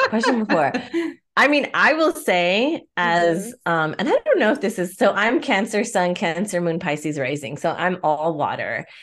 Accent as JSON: {"language": "English", "town": "Pico Rivera", "region": "California", "country": "United States", "said": "I'm from Pico"}